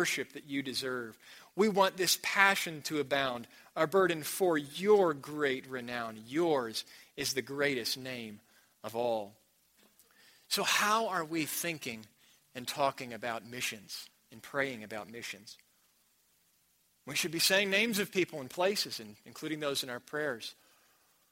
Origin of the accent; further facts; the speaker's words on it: United States; also born or lived in New Mexico; I'm from America